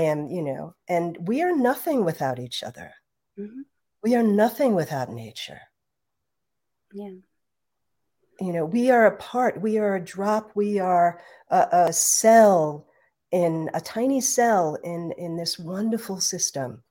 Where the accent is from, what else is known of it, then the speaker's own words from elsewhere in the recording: New York City, New York, United States; I grew up in New York City